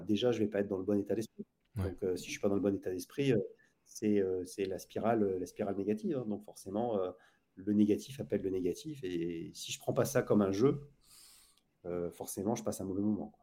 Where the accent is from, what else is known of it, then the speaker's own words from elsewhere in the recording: Lille, Hauts-de-France, France; also born or lived in Saint-Maur, Val-de-Marne; now in Saint-Maur-des-Fossés, France; je suis originaire de Lille